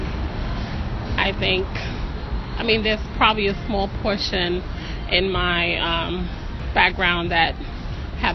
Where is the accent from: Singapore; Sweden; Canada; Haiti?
Haiti; now in Brooklyn, United States; I'm originally from Haiti